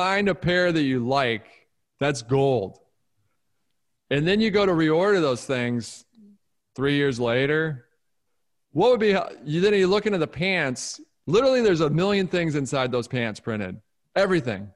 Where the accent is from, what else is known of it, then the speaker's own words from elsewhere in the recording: Detroit, Michigan, United States; I grew up in Detroit